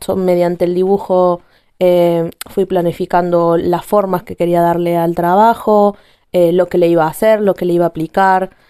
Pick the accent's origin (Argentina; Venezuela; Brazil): Argentina; now in Spain; soy argentina, eh, tengo sangre italiana, pero vivo en España